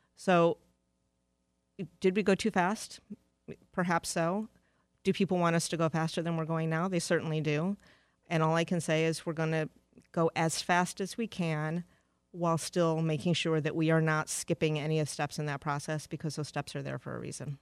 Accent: Detroit, Michigan, United States; moved away as an adult; also born or lived in Charlotte, North Carolina / Philadelphia; Detroit is my hometown

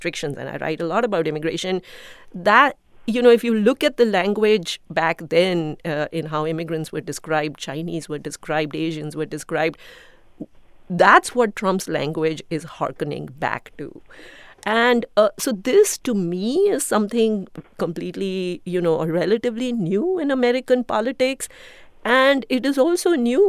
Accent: India; now in United States; I'm an immigrant from India

